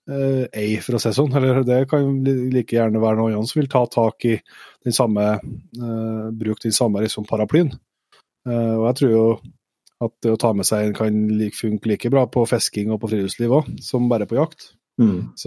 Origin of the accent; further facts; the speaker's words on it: Norway; som er født og oppvokst i Nye, så har vi liksom aldri sett de barrierene, for vi har vært med fra vi var bitte små.